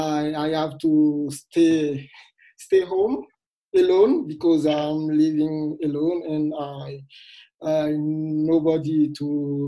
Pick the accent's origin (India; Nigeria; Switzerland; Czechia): Switzerland; English is a second language; I'm … from Switzerland, and I'm here for 1 year fellowship